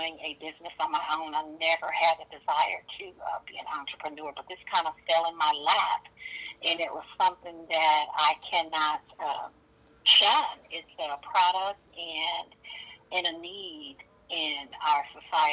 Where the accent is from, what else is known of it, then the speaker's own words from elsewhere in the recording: San Francisco, California, United States; I am from Northern California, San Francisco to be exact